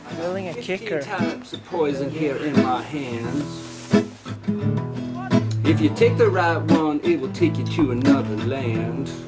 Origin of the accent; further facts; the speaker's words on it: Italy; English is a second language; now in Chile; I'm from Italy and we